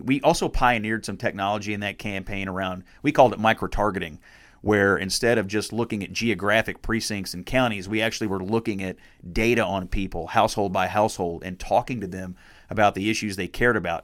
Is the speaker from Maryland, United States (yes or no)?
no; Dawson Springs, Kentucky, United States; moved away as an adult; growing up in Dawson Springs